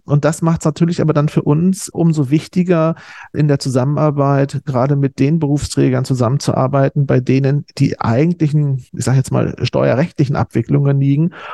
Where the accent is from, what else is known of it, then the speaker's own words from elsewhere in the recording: East Germany, Germany; moved away as an adult; also born or lived in Osnabrück, Germany; now in Berlin, Germany; da ich aus dem Osten komme, äh, so in Wendezeiten das Abitur abgelegt habe, noch mit einer spezifischen DDR-Ausbildung